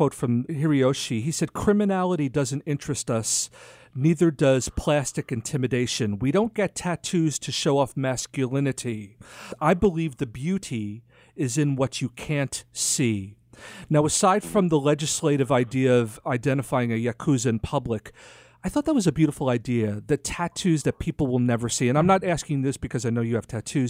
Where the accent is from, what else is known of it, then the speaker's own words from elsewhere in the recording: New York, United States; I'm a New Yorker